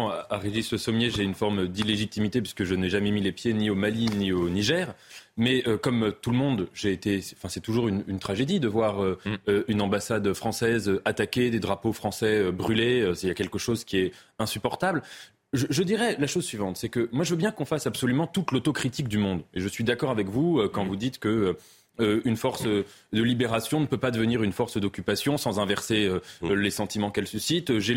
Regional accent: France; je suis français

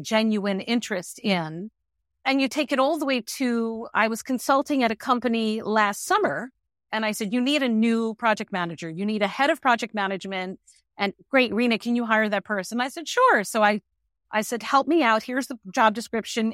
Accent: New York, United States; also born or lived in Manhattan, New York City; I am a New Yorker

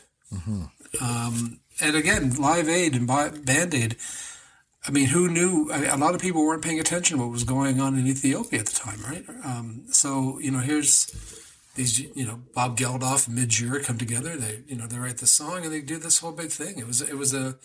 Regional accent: Whitby, Ontario, Canada; Whitby's my hometown

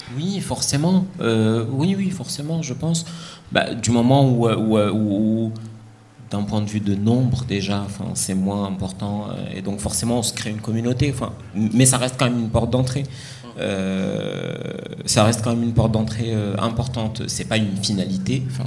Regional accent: Morocco; moved away; je viens du Maroc, j'ai grandi au Maroc

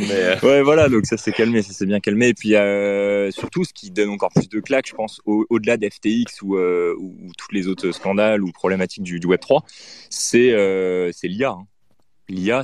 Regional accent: France; now in Paris, France; on est français et qu'on est à Paris

